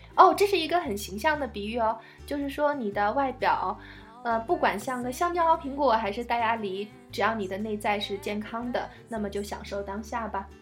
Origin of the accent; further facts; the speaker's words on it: China; 我们中国人